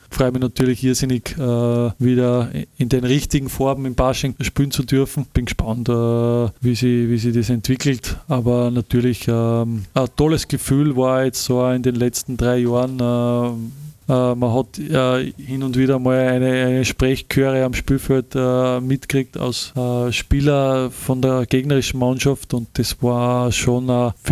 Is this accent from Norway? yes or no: no; Linz, Upper Austria, Austria; man ist stolz als, als Linzer, als, als Mühlviertler, da einfach für seinen Verein spielen zu dürfen